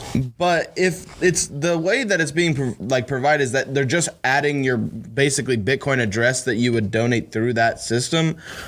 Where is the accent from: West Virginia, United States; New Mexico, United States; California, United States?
West Virginia, United States; I love West Virginia, guys. It's my home state.